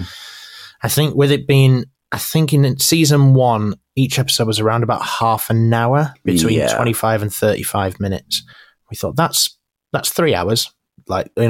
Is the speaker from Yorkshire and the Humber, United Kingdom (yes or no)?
yes; Yorkshire and the Humber, United Kingdom; I'm from Yorkshire.